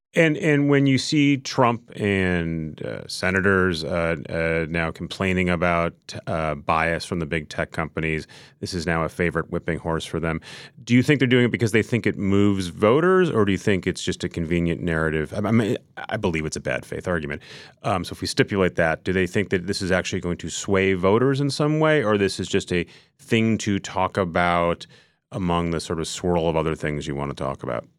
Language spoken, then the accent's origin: English; Minnesota, United States; now in New York, United States; I grew up in Minnesota